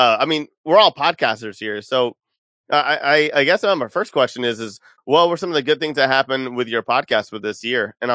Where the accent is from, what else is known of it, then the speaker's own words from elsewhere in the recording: California, United States; We're all from California.